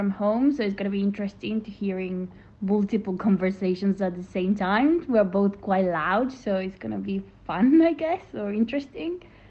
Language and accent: English; Uruguay; now in London, United Kingdom; Hi, I'm … and I'm from Uruguay.